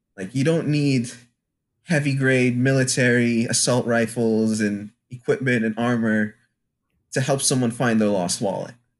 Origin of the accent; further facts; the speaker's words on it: Franklin, Massachusetts, United States; also born or lived in Louisiana; I came from Franklin, Massachusetts, where I believe by the time my family moved here from, from Louisiana